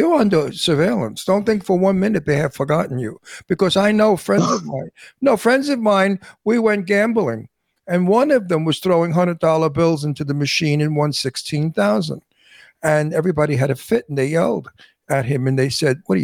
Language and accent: English; New York City, New York, United States; also born or lived in Astoria; now in Palm Springs, United States; I grew up in Brooklyn, Red Hook.